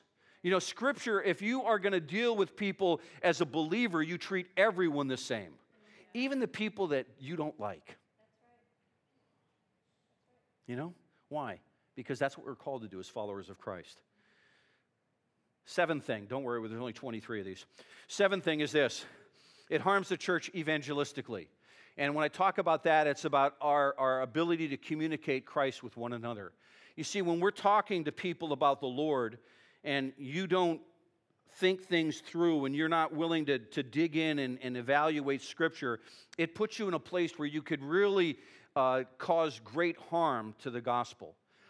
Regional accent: California, United States; It's not because I'm from California.

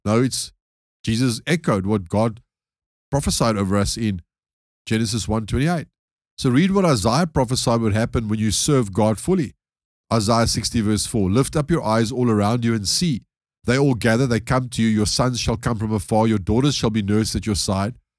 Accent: South Africa; being a South African myself

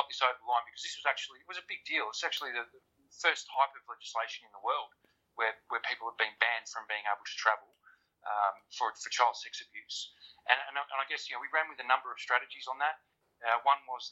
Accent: Australia; I'm an Australian. I've got connections in Australia

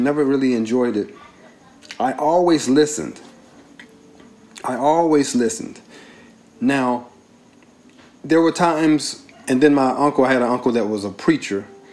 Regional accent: Carson, California, United States; We grew up together in Carson

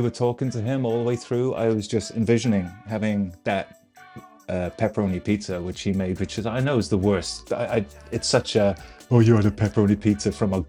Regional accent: Ireland; now in United States; I'm from Ireland.

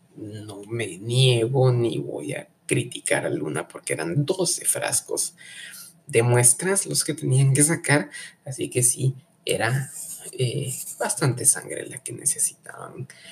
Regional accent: Guatemala; ser uno guatemalteco y desconfiado

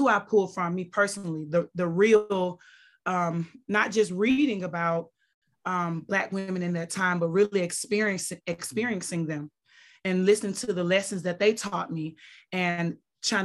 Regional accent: Mississippi, United States; I'm from Mississippi.

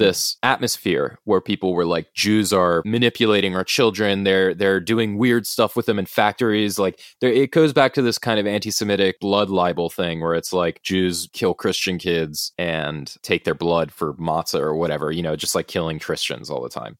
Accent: United States; I'm American

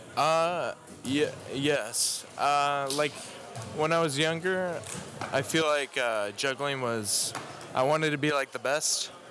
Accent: Minnesota, United States; now in Tyler, United States; I live in Tyler, Texas. Uh, I was originally born in Minnesota

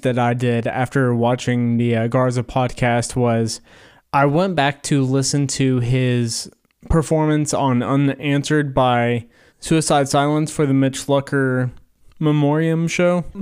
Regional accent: Corbin, Kentucky, United States; I live in southern Kentucky. I'm from Corbin, Kentucky, which is home of K F C.

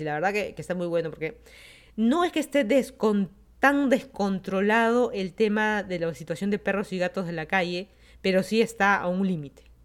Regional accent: Lima, Peru; moved away as an adult; also born or lived in Miami, United States / Virginia, United States; now in Fairfax County, Virginia, United States; yo soy de Lima, Perú, me mudé a Estados Unidos, ya van a ser 5 años.

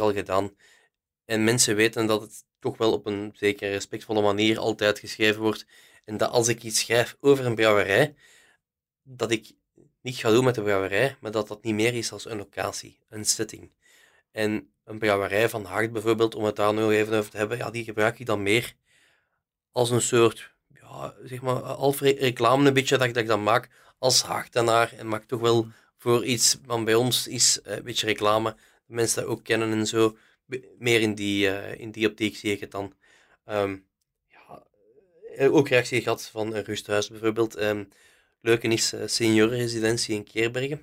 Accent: Haacht, Flanders, Belgium; ik van Haagd ben, ik ken veel volk, veel mensen kennen mij

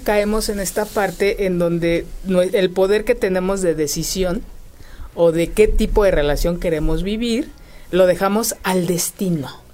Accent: Mexico; como mexicanos

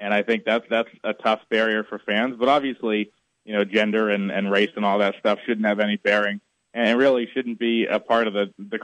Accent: Massachusetts, United States; born and raised in Mass

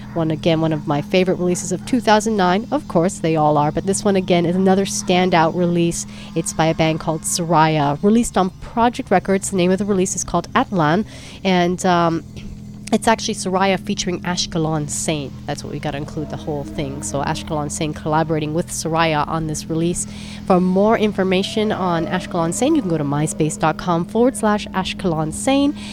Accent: San Francisco, California, United States; San Francisco, my hometown

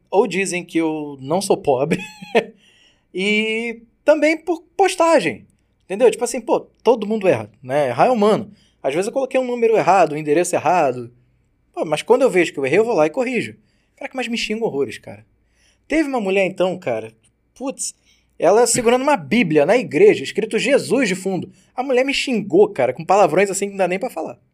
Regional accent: Brazil; somos do Brasil

